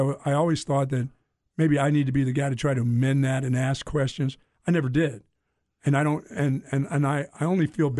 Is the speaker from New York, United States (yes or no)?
no; Greensboro, North Carolina, United States; moved away; also born or lived in Bethlehem, Pennsylvania; growing up in North Carolina and Greensboro and then moving to Bethlehem, Pennsylvania. I was, like, raised by the community